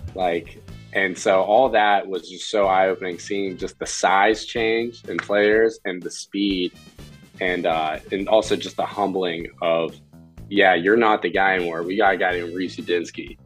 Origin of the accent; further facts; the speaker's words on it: Pittsburgh, Pennsylvania, United States; Pittsburgh guy, born and raised